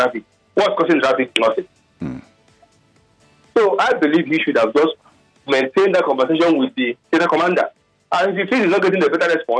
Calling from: Lagos, Nigeria; I'm calling from Alimosho

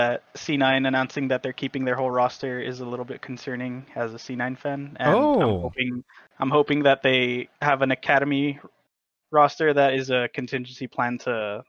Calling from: Edinburgh, Texas, United States; Edinburgh, Texas.

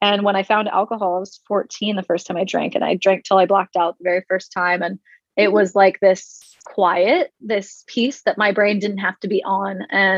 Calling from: Hideaway, Texas, United States; I'm calling in from Hideaway, Texas, little town out in East Texas.

